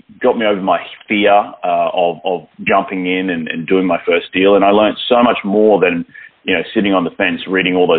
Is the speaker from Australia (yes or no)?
yes; Australia; moved away as an adult; now in Los Angeles, United States; I have a weird accent. I'm originally from Australia. And the reason I moved to the United States back in 2012 was for love